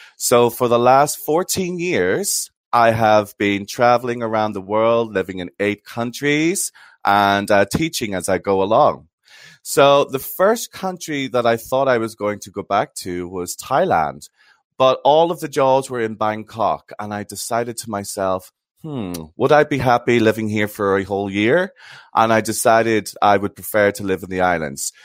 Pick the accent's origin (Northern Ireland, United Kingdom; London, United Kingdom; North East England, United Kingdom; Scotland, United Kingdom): Northern Ireland, United Kingdom; I come from Northern Ireland